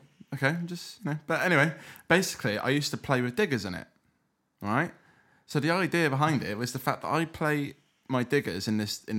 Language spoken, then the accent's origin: English; Weston-super-Mare, South West England, United Kingdom; I actually grew up in a place called Weston-super-Mare.